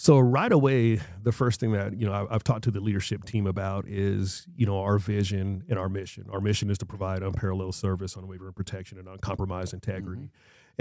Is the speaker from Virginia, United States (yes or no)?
no; Marana, Arizona, United States; I grew up on Ryer Avenue, which is right there in what I call old old Marana, northern Marana